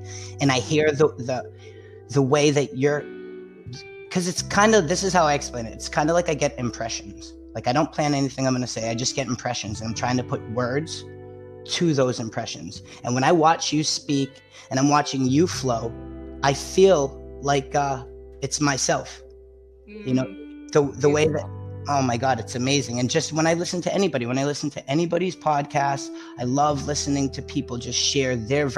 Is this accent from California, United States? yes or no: no; Massachusetts, United States; also born or lived in Florida; I grew up in Massachusetts like my whole life.